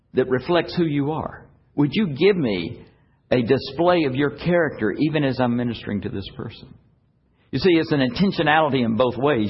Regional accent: United States; we, as American believers

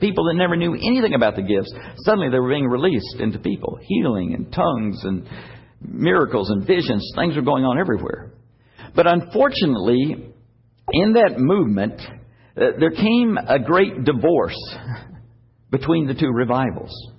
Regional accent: United States; we, as American believers

